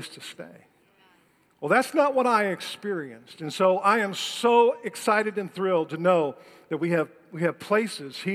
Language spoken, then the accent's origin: English; Detroit, Michigan, United States; I was born and raised in Detroit, Michigan